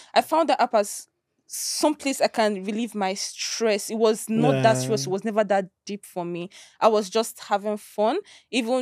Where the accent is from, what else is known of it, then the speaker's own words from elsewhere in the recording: Onitsha, Anambra, Nigeria; moved away as an adult; now in Lagos, Nigeria; I grew up in Onitsha. All my life, I lived in Onitsha.